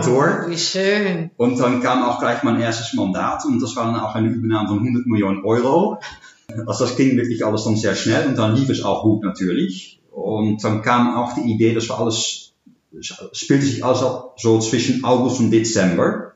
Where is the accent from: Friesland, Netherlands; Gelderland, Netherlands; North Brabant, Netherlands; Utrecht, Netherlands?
Gelderland, Netherlands; Arnhem; moved away as an adult; also born or lived in Berlin; ik ben 40 jaar, woon in Arnhem. sinds een jaar weer kom ik oorspronkelijk uit Arnhem. Daarvoor tien jaar in Berlijn gewoond